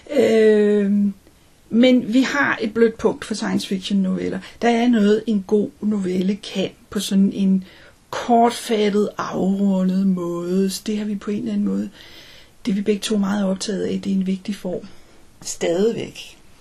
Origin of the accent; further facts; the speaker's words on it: Denmark; der er vi begge to danskere